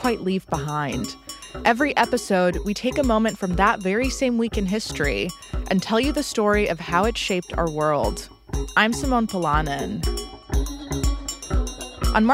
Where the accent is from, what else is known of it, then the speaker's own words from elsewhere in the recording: West Coast, United States; now in Brooklyn, United States; I'm from the West Coast